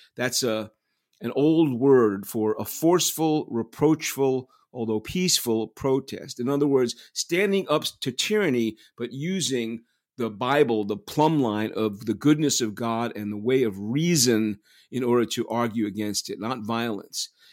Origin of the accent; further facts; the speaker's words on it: New York City, New York, United States; also born or lived in Manhattan; I was born in Manhattan, raised in Queens. I was raised in Flushing, Queens